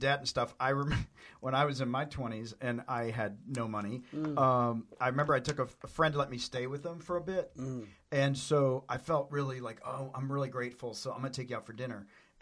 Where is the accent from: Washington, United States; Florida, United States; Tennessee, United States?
Tennessee, United States; I'm from Tennessee